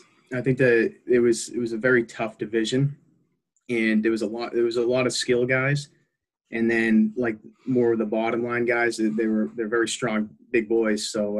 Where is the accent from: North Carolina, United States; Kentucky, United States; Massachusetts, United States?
Massachusetts, United States; Taunton; also born or lived in Braintree, Massachusetts; I grew up in Taunton